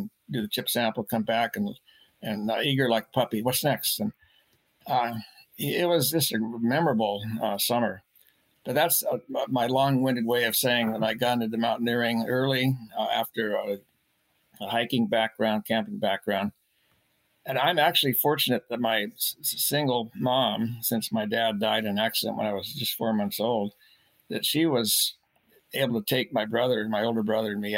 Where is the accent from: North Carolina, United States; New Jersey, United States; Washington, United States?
Washington, United States; Tacoma; now in Bellingham, United States; I was born in 1947 in Tacoma